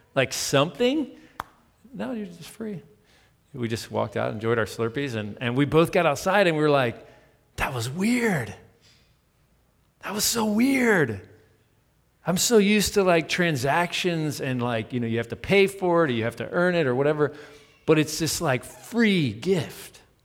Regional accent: United States; I'm American

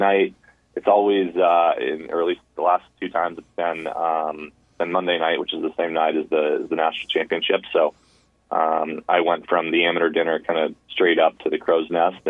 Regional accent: United States; growing up in the United States

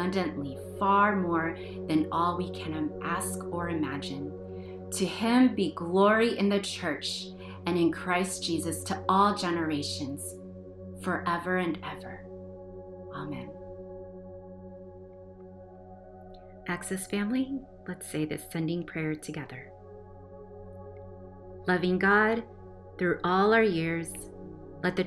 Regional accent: United States; We belong here. We are citizens of this country. We are American.

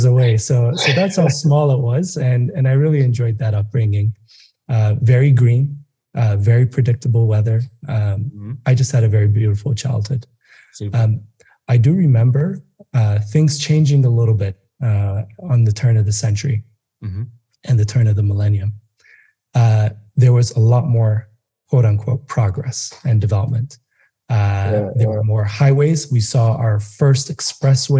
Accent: Addis Ababa, Ethiopia; now in Nairobi, Kenya; I grew up in Addis

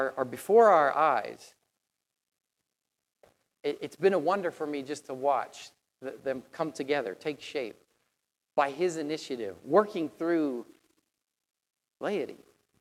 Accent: Tennessee, United States; moved away; I come from Tennessee

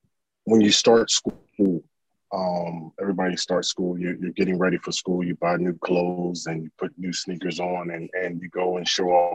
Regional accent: Orlando, Florida, United States; We're originally from Orlando, Florida

